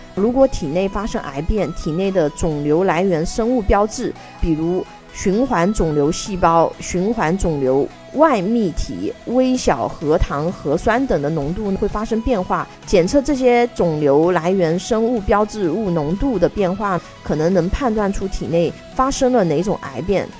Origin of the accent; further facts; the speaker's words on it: China; 我们中国人民